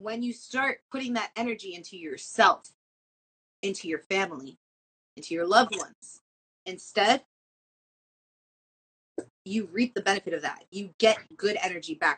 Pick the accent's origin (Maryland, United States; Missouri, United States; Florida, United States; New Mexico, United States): Florida, United States; Miami; I'm from Miami and I'm Latina and our blood runs hot